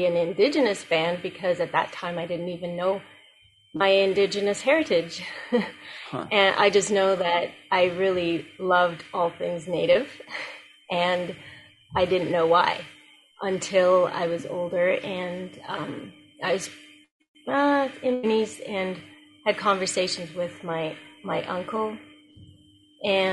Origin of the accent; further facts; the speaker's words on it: Jamaica; moved away; I was born in Jamaica